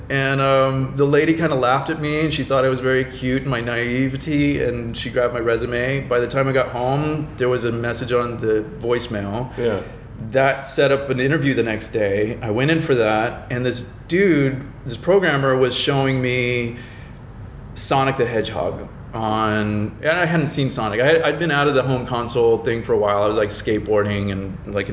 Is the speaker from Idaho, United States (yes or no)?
no; Florida, United States; now in Los Angeles, United States; I'm from Florida.